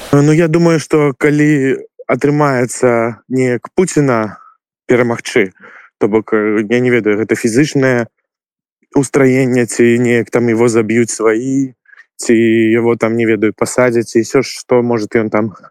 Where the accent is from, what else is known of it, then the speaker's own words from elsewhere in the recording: Belarus; moved away as an adult; now in Kyiv, Ukraine; я беларус что мы беларусы